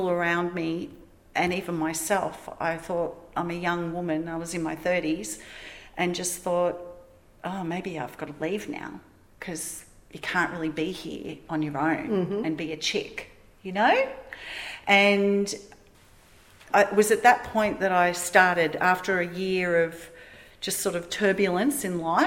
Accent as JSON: {"language": "English", "town": "Melbourne", "region": "Victoria", "country": "Australia", "also_born_or_lived": "Gold Coast, Queensland / Lightning Ridge, New South Wales", "moved": "yes", "said": "I'm from Melbourne."}